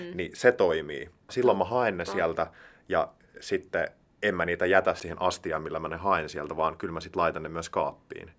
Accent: Heinola, Päijänne Tavastia, Finland; now in Helsinki, Finland; Mä oon siis Heinolasta, joka on tämmönen, siihen aikaan oli ehkä yhdeksäntoistatuhannen, kahdenkymmenen tuhannen ihmisen kaupunki

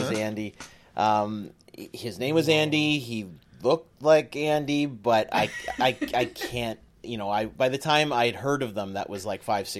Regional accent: Scarborough, Ontario, Canada; I grew up in Scarborough

